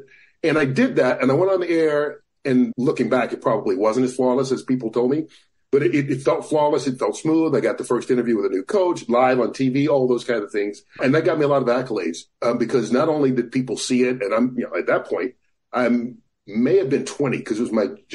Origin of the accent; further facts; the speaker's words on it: Atlanta, Georgia, United States; moved away as an adult; also born or lived in Cedar Rapids, Iowa; I grew up in Atlanta